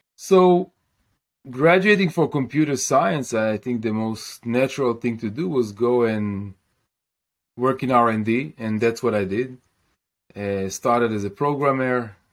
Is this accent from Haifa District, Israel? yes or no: yes; Kiryat Bialik, Haifa District, Israel; I grew up in Kiryat Bialik in in Israel